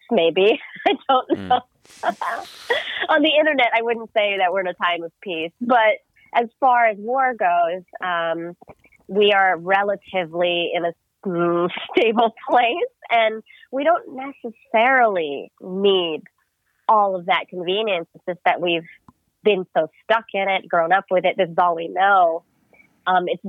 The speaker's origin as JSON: {"language": "English", "country": "United States", "said": "I'm Filipino American, and my parents immigrated to the U.S. in the 70s and 80s"}